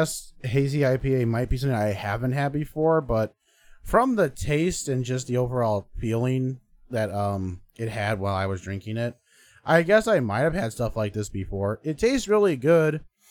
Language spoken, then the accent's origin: English; Ireland; It's like they just know I'm Irish and they're like, you're going to drink it all.